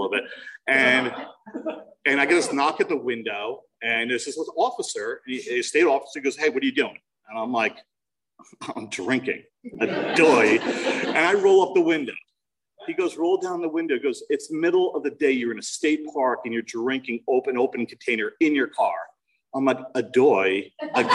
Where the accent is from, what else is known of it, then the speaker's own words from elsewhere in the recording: New Jersey, United States; I'm from New Jersey